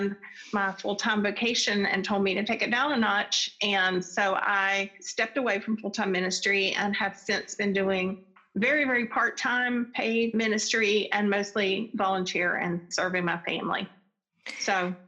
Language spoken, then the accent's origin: English; Charlotte, North Carolina, United States; I grew up in Charlotte, North Carolina